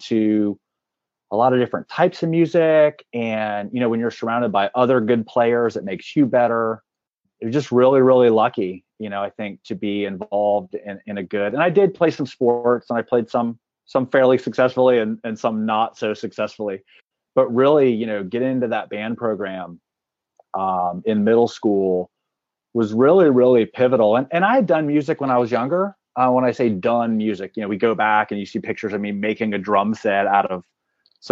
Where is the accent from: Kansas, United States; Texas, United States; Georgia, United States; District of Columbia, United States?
Texas, United States; Clute; now in Atlanta, United States; I grew up in the Houston area, actually about an hour south of Houston. It's a pretty small town. It's called Clute, Texas.